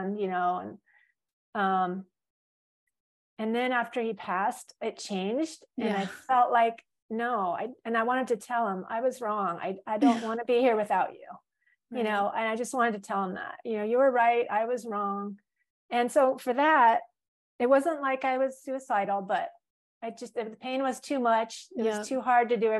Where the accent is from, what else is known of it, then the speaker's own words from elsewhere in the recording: California, United States; also born or lived in Florida; now in Hawaii, United States; I grew up in California